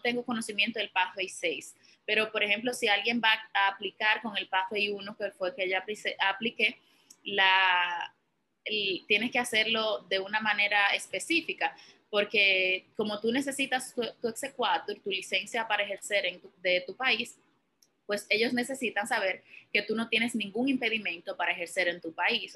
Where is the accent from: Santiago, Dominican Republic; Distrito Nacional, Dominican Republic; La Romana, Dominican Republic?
Santiago, Dominican Republic; Santiago de los Caballeros; moved away as an adult; also born or lived in Bronx, New York; now in New York, United States; yo vengo de Santiago, República Dominicana